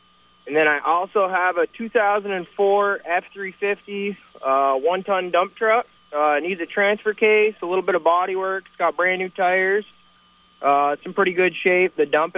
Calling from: Franklin, United States; …, and from Franklin.

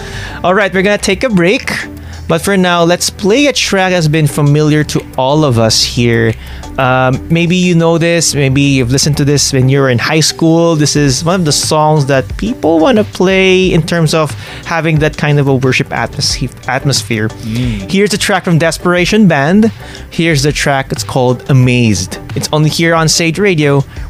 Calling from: Bangladesh; Hello. Yes, I'm listening from Bangladesh.

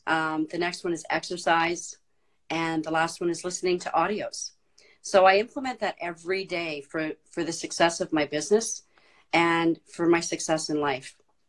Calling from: Cold Lake, Alberta, Canada; I'm coming in from Cold Lake, Alberta, Canada.

